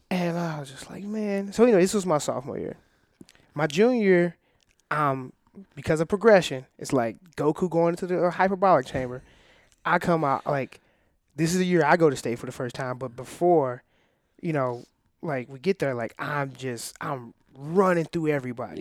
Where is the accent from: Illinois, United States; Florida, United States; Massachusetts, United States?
Illinois, United States; I'm from Illinois